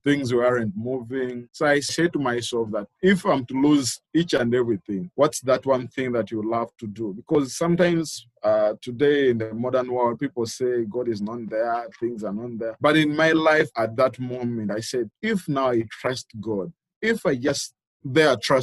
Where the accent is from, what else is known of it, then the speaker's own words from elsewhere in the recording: Mukono, Central Region, Uganda; I'm from Uganda, Mukono to be specific.